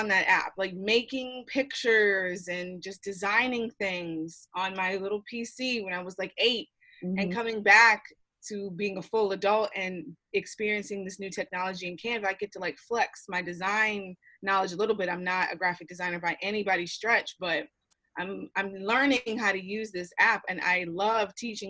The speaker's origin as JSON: {"language": "English", "town": "Philadelphia", "region": "Pennsylvania", "country": "United States", "tie": "born or raised there", "said": "I'm from Philly originally. So I don't know if everyone knows that about me. It's like born and bred, still live there."}